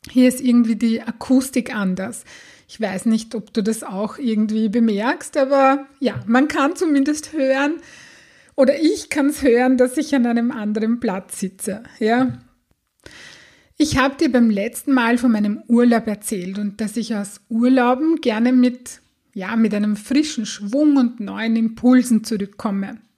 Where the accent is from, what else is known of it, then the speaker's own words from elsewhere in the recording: Austria; habe ich einen Rappel bekommen, so sagt man das bei uns in Österreich